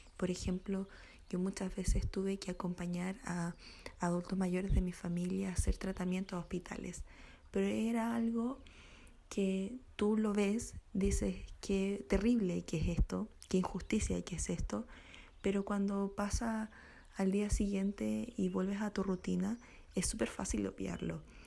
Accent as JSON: {"language": "Spanish", "country": "Chile", "said": "para nosotros como chilenos"}